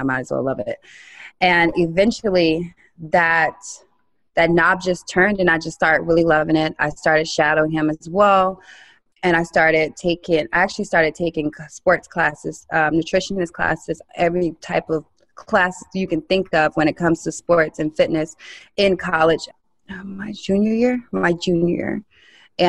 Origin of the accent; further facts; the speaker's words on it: Vero Beach, Florida, United States; moved away; I'm from Vero Beach, Florida